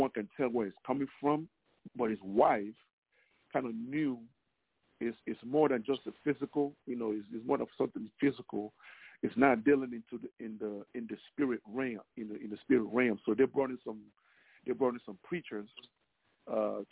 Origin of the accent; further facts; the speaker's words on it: Nigeria; now in Dallas, United States; Originally I'm Nigerian. So in my culture, there's a thing called the mami water, you know, the mami water. So it's more like a folklore, you know, I'm Igbo tribe